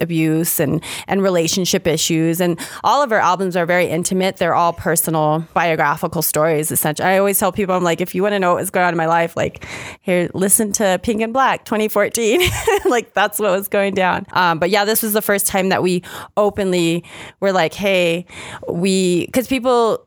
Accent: Las Cruces, New Mexico, United States; also born or lived in Albuquerque, New Mexico; We are New Mexico born and raised. I was born and raised in Las Cruces.

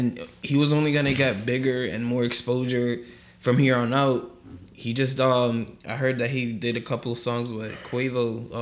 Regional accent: New York, United States; we're from New York

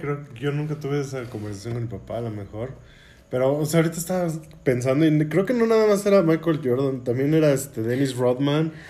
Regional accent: Mexico City, Mexico; yo crecí en, este, en la Gustavo Madero

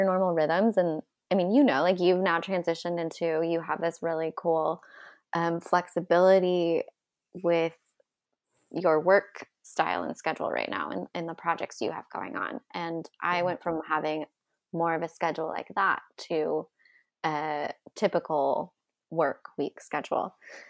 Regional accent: California, United States; But all I just say, like I came from Southern California to a snowstorm where I didn't even get to start work for 3 days later.

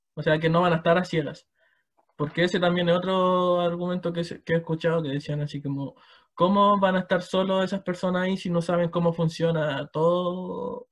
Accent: Chimbarongo, O'Higgins, Chile; yo soy de Chimbarongo

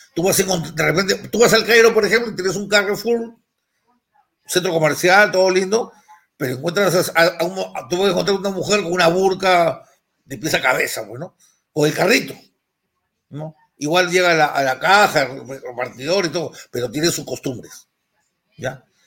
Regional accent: Lima, Peru; yo soy el limeño

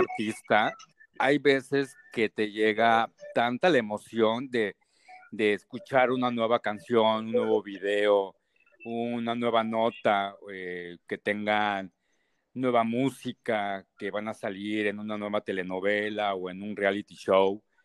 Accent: Mexico City, Mexico; now in Mérida, Mexico; Soy de Ciudad de México, pero estoy acá en Mérida, entonces me puedo catalogar como por un chilango yuca

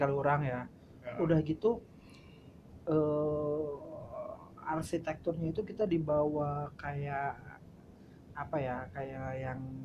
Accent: Klaten, Central Java, Indonesia; moved away as an adult; also born or lived in Yogyakarta; now in Jakarta, Indonesia; saya dari Klaten

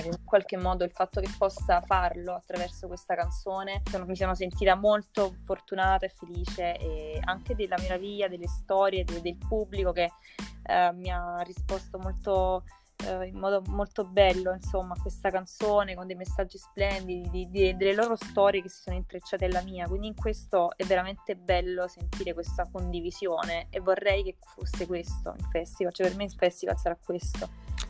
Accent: Naples, Campania, Italy; moved away as an adult; vengo da Napoli, mi sto trasferendo a Milano

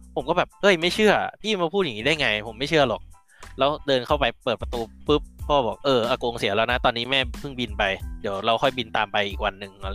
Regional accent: Bangkok, Thailand; also born or lived in a Thai province (upcountry, with grandparents); พอโตมาผมก็กลับมาอยู่กรุงเทพก็กลับมาเรียนที่กรุงเทพตั้งแต่ป .1 เอ้ยตั้งแต่อนุบาลก็มาเรียนที่กรุงเทพ

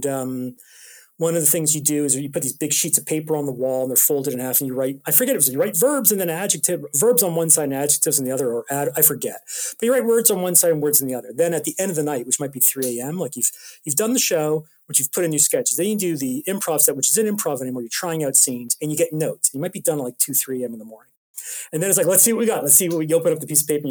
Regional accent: Toronto, Ontario, Canada; moved away as an adult; now in London, United Kingdom; I'm from Toronto.

